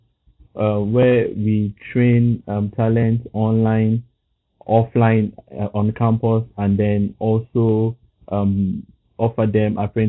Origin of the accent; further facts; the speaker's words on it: Lagos, Nigeria; now in Dakar, Senegal; I'm from Lagos, Nigeria, and I currently work as the design lead at a startup in Dakar